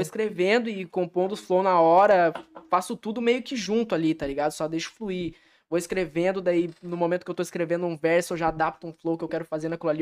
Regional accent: Taquara, Rio Grande do Sul, Brazil; moved away as an adult; now in São Leopoldo, Brazil; Em meados de 2016, eu saí de Taquara para vir aqui para vir para São Leopoldo

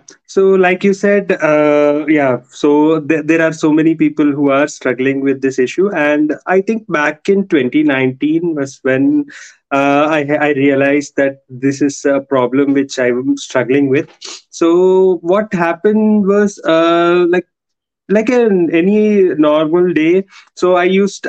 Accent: Hyderabad, Telangana, India; I am from India.

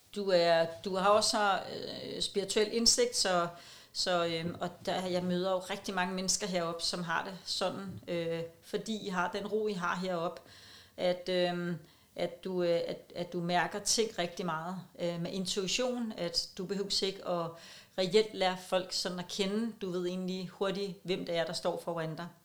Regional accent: Copenhagen, Capital Region of Denmark, Denmark; jeg er københavner

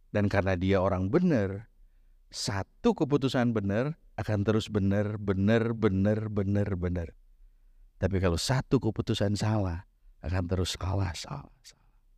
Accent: Bandung, West Java, Indonesia; kota saya waktu itu ya, ya aku Bandungan, kota kecil

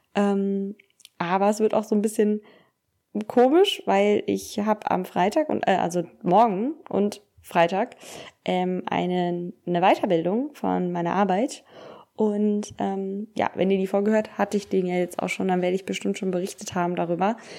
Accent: Cologne, North Rhine-Westphalia, Germany; bei uns in Köln ist ja Karneval

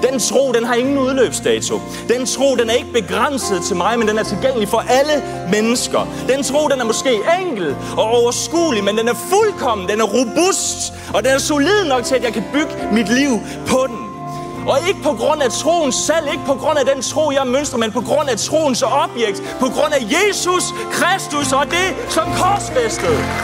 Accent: Southern Jutland, Southern Denmark, Denmark; jeg er vokset op i Sønderjylland, tredive kilometer fra grænsen, så jeg er rigtig i Sønderjyde.

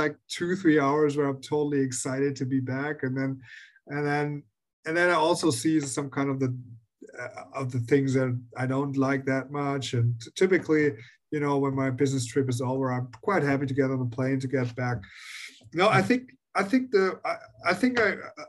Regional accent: Germany; I am from Germany, and I always lived in Germany

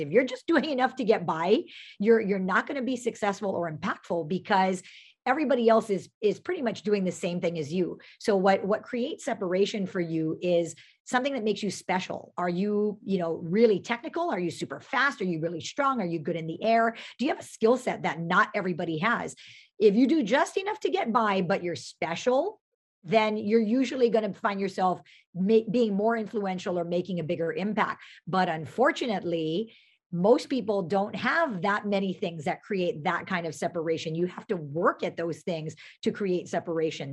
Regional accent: Pearl City, Hawaii, United States; I grew up in Pearl City

